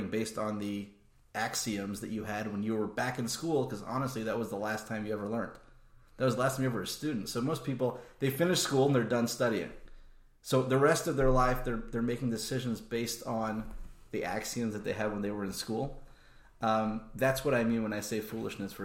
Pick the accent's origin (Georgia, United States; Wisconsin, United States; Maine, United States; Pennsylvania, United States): Georgia, United States; Atlanta; moved away; also born or lived in Baltimore / Philadelphia / Lakewood / Israel; I grew up in Atlanta, where my father and my father-in-law were both part of the Kollel there